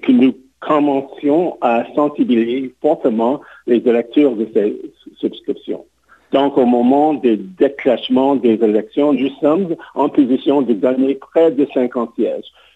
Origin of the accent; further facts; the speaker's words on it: Montreal, Quebec, Canada; French is a second language; moved away as an adult; also born or lived in Ontario, Canada; now in Winnipeg, Canada; je n'ai jamais oublié que je suis québécois. Euh, je suis né à Québec, j'ai grandi, j'ai habillé jusqu'à la fin de mes études universitaires.